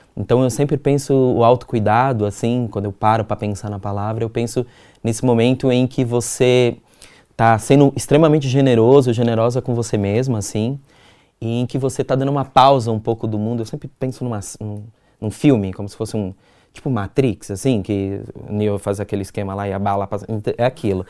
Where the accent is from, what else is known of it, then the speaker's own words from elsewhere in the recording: Minas Gerais, Brazil; also born or lived in Campo Limpo, São Paulo; now in São Paulo, Brazil; eu sou mineiro